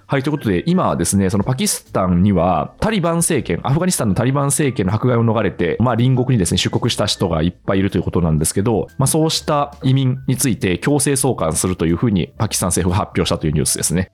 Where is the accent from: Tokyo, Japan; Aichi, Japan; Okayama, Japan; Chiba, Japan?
Aichi, Japan; 私、あの愛知県出身なんで